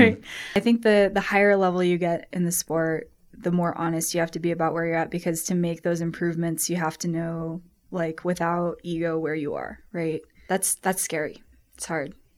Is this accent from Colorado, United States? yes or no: yes; Colorado, United States; I was born here in Colorado, grew up doing a lot of skiing and mountain biking